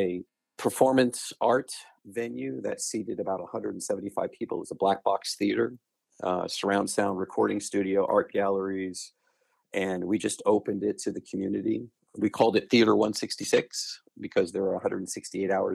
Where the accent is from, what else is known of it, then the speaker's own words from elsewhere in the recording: Long Island, just outside of Queens, New York, United States; also born or lived in Chattanooga, Tennessee; now in Dallas, United States; I was born and raised just outside of Queens on Long Island